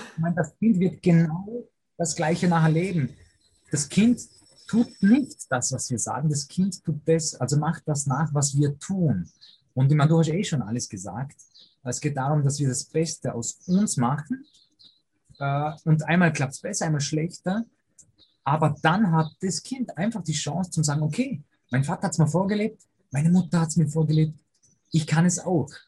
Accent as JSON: {"language": "German", "area": "Lake Constance, near Lindau", "region": "Vorarlberg", "country": "Austria", "tie": "born or raised there", "also_born_or_lived": "Poland", "said": "bin aber als äh, junger Bursche schon hierher gezogen. Dementsprechend habe ich diesen Dialekt natürlich angenommen also Wonnentui am Bodensee, direkt an der deutschen Grenze äh, zu Lindau"}